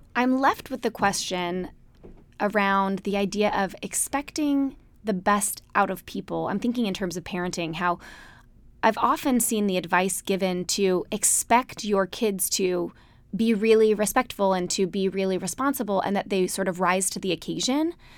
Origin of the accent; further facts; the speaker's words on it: Utah, United States; moved away; We grew up in Utah, big, happy Mormon families